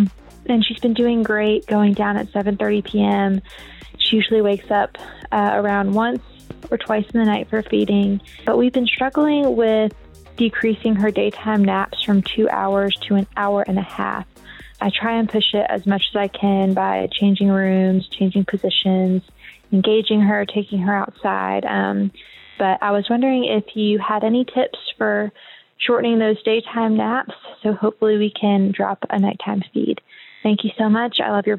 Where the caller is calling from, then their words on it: Alabama, United States; I'm from Alabama.